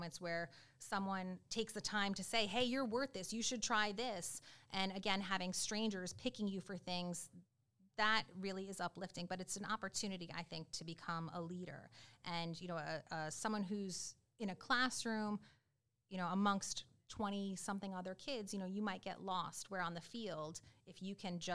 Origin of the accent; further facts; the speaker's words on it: Rhode Island, United States; moved away as an adult; I am from Rhode Island